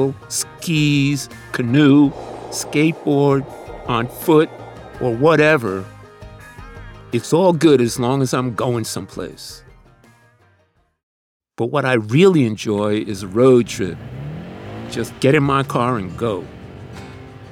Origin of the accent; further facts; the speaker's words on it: New York City, New York, United States; the neighborhood where I grew up in Queens